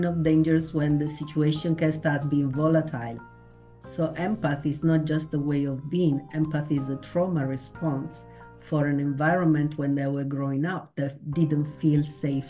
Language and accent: English; Italy; moved away; I come from Italy